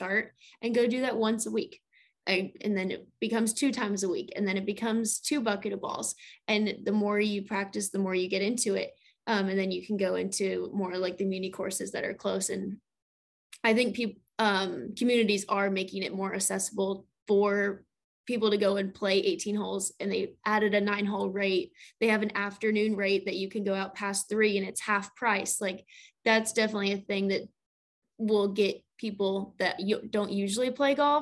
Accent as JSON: {"language": "English", "region": "Colorado", "country": "United States", "also_born_or_lived": "California / East Tennessee", "moved": "as an adult", "lives_now": "Florida, United States", "said": "I'm from Colorado"}